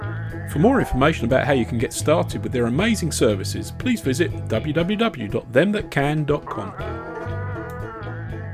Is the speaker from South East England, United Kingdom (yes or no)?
yes; Reading, South East England, United Kingdom; I'm from Reading